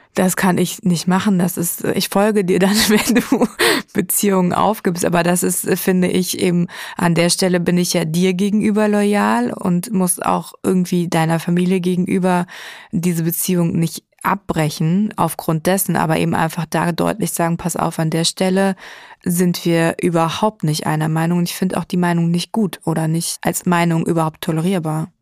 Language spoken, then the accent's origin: German; Germany; als Deutsche